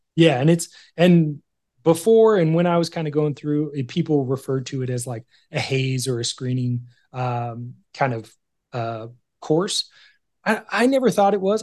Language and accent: English; California, United States; I grew up in California